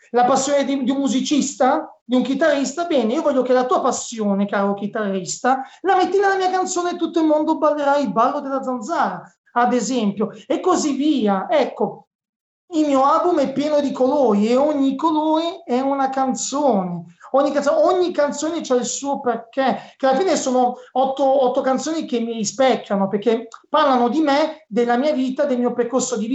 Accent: Cinisello Balsamo, Lombardy, Italy; Io sono di Cinisamo Bassamo, in provincia

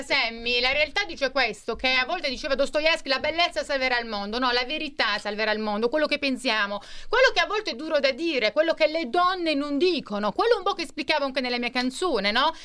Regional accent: Bari, Apulia, Italy; born or raised there

